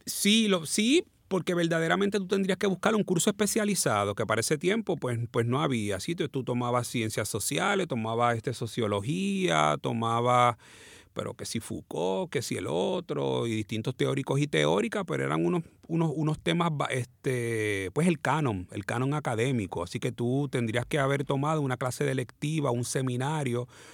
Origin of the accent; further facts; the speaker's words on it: San Juan, Puerto Rico; Mi hermano y yo nacimos aquí en Puerto Rico